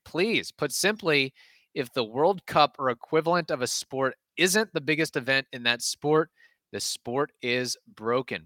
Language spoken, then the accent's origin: English; United States; as an American